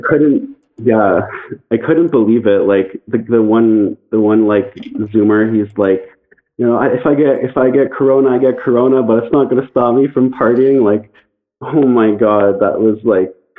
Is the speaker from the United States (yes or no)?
no; Canada; I'm from Canada